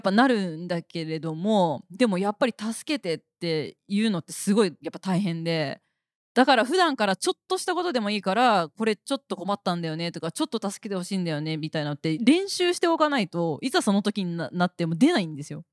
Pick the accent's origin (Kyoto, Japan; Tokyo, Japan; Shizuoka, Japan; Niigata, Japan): Niigata, Japan; accent: Niigata dialect; moved away as an adult; その地元の新潟に帰る場所に住んでたので